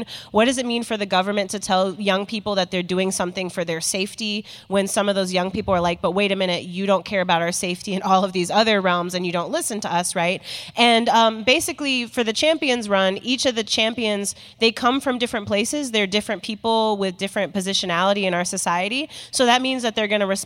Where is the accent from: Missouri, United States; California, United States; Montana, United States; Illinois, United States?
Illinois, United States; Chicago; I'm from Chi City, Illinois. From Chi-Town